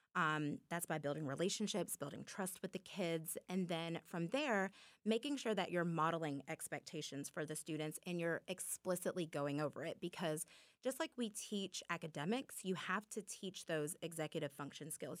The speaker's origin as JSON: {"language": "English", "area": "Muscogee County", "region": "Georgia", "country": "United States", "tie": "born or raised there", "said": "the teachers that I had growing up in Muskogee County who poured into me"}